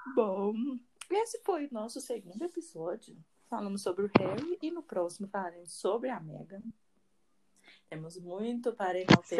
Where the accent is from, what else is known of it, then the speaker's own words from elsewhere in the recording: Brazil; eu sou brasileira, não consigo falar inglês direito